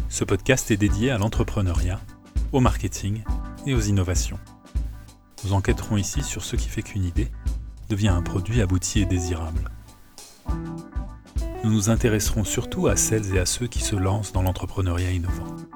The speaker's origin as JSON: {"language": "French", "town": "Charenton", "region": "Île-de-France", "country": "France", "tie": "born there", "said": "Je suis né en 1892 à Charenton. J'ai des globules auvergnates et franc-comtoises."}